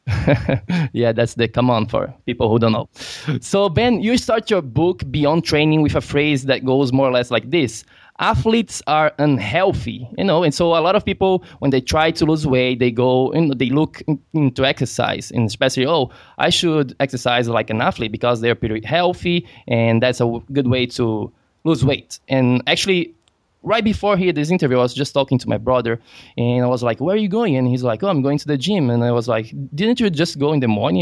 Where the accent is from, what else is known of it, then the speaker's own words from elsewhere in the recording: Brazil; I'm from Brazil.